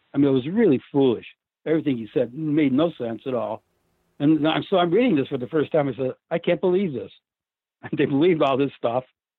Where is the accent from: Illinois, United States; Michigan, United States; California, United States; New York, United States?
New York, United States; Auburn; But when they got to my hometown prison, they got to Auburn prison. I was born and raised in Auburn. I used to play handball against the wall.